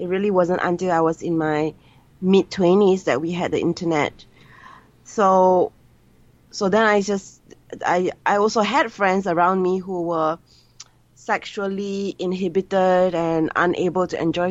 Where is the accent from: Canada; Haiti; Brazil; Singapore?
Singapore; I'm Singaporean Chinese, born and bred in Singapore.